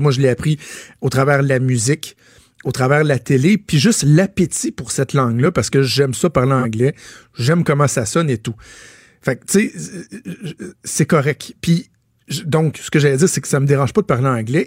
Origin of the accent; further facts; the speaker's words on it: Laval, Quebec, Canada; moved away as an adult; also born or lived in LaSalle, Montreal; je suis né à Ville-la-Salle, qui fait pas mal partie de Montréal aujourd'hui. J'ai déménagé à Laval à 5 ans. J'ai passé près de 20 ans à Laval